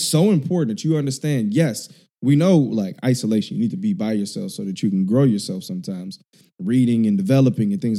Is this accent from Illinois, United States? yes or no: yes; Chicago, Illinois, United States; now in California, United States; I grew up in Chicago.